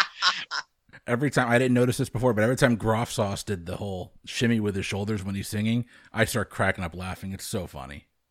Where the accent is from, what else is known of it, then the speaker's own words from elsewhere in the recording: New England, United States; I'm from New England. We all had unsweet tea.